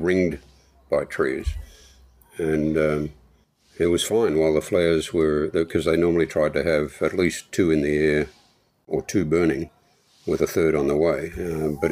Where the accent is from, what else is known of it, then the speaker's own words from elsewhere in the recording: Australia; I was the cute oddity that talked funny, so you get a lot of attention and even pseudo affection through just being an Australian